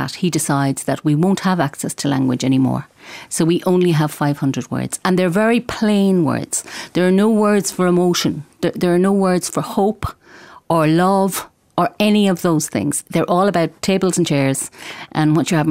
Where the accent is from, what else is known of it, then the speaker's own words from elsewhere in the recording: Galway, Connacht, Ireland; I'm from Galway and I write books for children